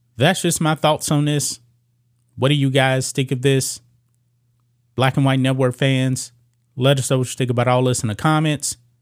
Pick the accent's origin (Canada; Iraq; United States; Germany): United States; the South; I did not experience that as a kid growing up in the South